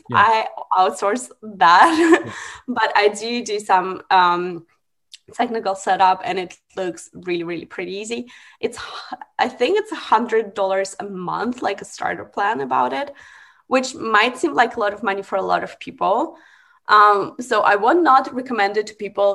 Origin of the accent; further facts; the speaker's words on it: Russia; moved away; I'm from Russia